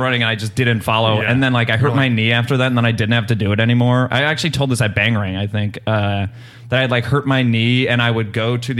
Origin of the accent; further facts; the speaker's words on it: Chicago, Illinois, United States; I grew up on the South Side